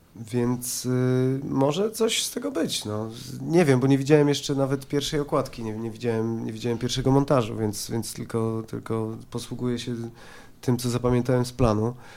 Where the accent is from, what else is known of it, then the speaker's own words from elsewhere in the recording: Poland; jestem z Polski, jestem Polakiem